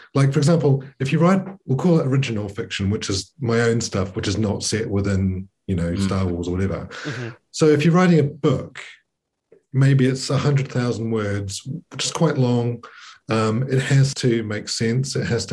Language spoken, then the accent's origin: English; New Zealand; I'm from New Zealand